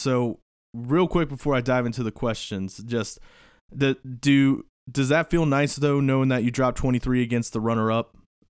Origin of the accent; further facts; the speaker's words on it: Northern Kentucky, United States; especially with me growing up in Northern Kentucky